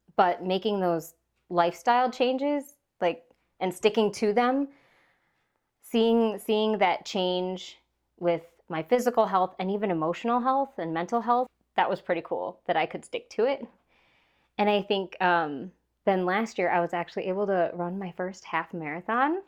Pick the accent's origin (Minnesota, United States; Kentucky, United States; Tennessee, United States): Minnesota, United States; I grew up on a small hobby farm in Minnesota.